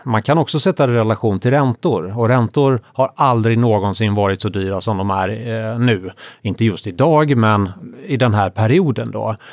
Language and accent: Swedish; Sweden; jag som svensk investerare